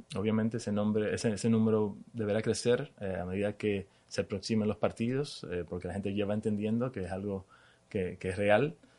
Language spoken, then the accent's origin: Spanish; Dominican Republic; moved away as an adult; now in Miami, United States; nací en Dominicana, crecí en Dominicana